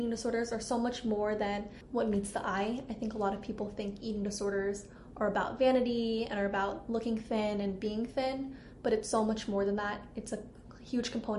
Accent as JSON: {"language": "English", "region": "Southern California", "country": "United States", "also_born_or_lived": "Santa Barbara, California", "moved": "as an adult", "lives_now": "Minnesota, United States", "said": "I'm originally from Southern California, and I actually just moved to Minnesota this past summer"}